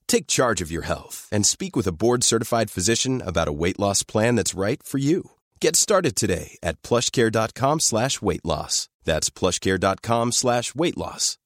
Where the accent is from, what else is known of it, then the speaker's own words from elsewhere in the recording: Toronto, Ontario, Canada; moved away; we're each from Canada, we're each from Toronto